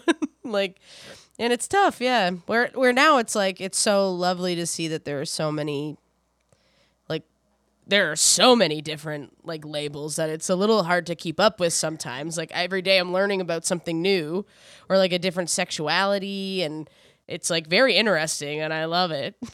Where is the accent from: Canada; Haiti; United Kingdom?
Canada; New Brunswick; I grew up in New Brunswick